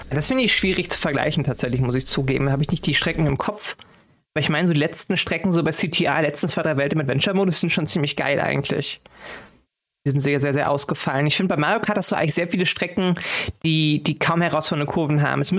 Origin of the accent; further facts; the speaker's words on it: North Rhine-Westphalia, Germany; born there; NRW. Hm? NRW ist ja langweilig.